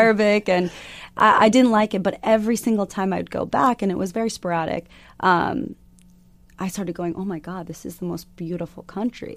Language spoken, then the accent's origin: English; Arizona, United States; growing up in Arizona.